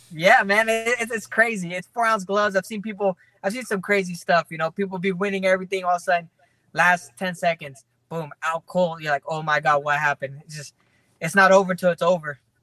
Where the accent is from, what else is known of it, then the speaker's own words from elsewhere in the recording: Fresno, California, United States; My hometown basically came out there to support.